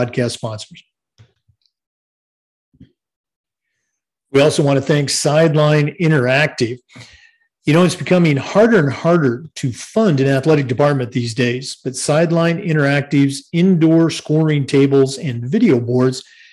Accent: The Dalles, Oregon, United States; I was born in the Dalles, Oregon, which is definitely, you know, Wasco County, Sherman County, wheat country over there

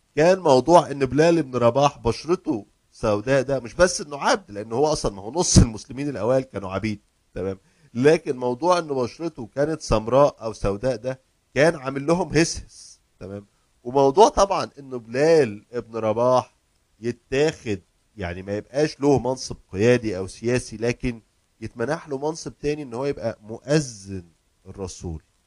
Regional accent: Egypt; now in United States; عندنا في مصر

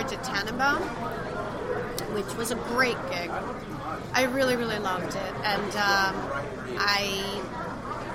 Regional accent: East Paterson, New Jersey, United States; now in Brooklyn, United States; I was born in East Patterson.

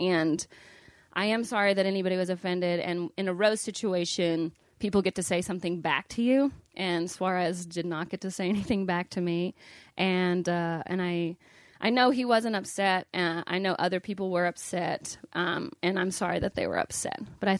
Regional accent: Missouri, United States; Listen, I'm from Missouri and I hate that you're eating.

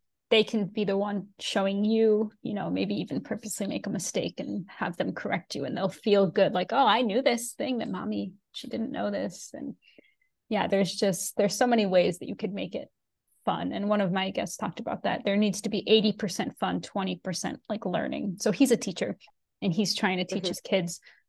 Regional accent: United Kingdom; I'm British and I'm Indian. I don't have to choose.

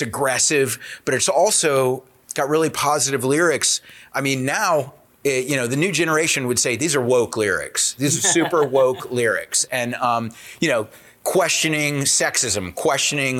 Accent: South Carolina, United States; I grew up in South Carolina

